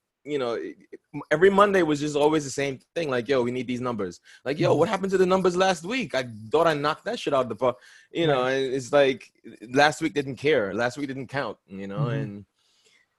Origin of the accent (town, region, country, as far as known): Trinidad & Tobago; moved away; also born or lived in New York / Atlanta, Georgia